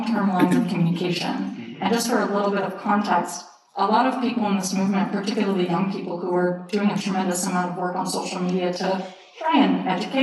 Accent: Texas, United States; I'm from Texas, from the US.

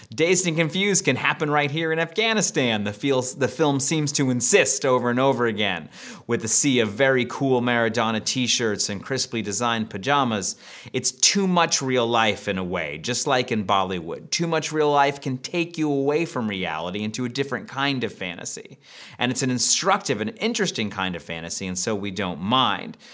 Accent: United States; I'm an American

